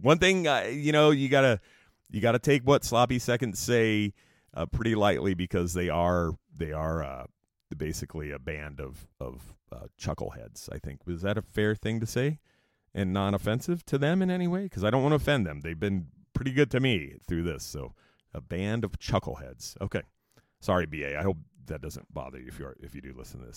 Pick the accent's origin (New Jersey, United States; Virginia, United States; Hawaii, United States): New Jersey, United States; moved away; I'm actually from South New Jersey, which is very rural